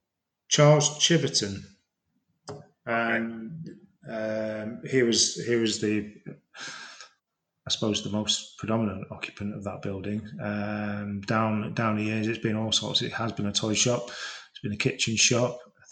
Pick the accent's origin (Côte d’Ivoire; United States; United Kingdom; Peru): United Kingdom; Preston, North West England; moved away; No, I'm from, I don't know if my accent sort of tells a lie. I'm originally from Preston, so if you put me in a room full of Prestonians, I'd soon be saying Luke in the Coot Book and all this sort of thing.